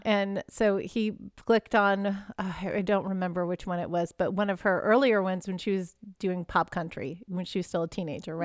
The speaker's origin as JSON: {"language": "English", "region": "Texas", "country": "United States", "tie": "born or raised there", "said": "I grew up in Texas, so high school football"}